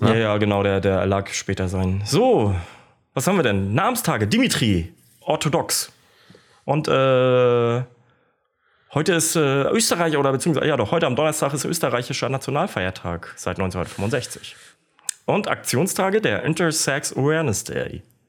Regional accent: Kiel, Schleswig-Holstein, Germany; moved away; also born or lived in Stralsund; in meiner alten Heimat in Kiel, Emschenhagen, da bin ich groß geworden

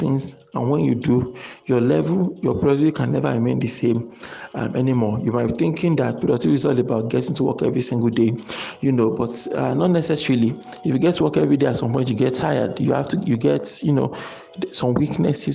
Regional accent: Nigeria; as Nigerian entrepreneurs

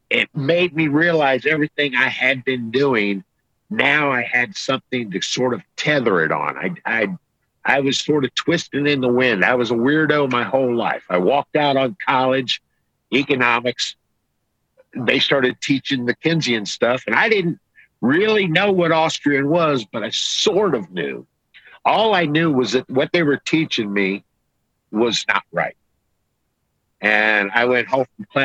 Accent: United States; I'm from America

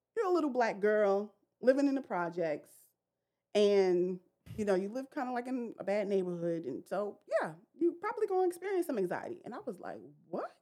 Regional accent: New York City, New York, United States; I grew up in Brooklyn, New York.

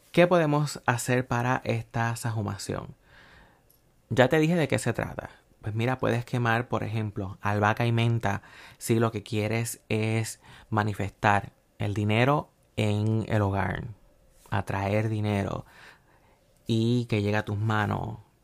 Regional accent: Puerto Rico; yo soy de Puerto Rico

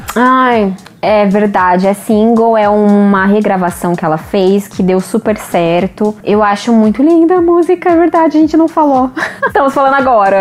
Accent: Brazil; a gente é brasileiro

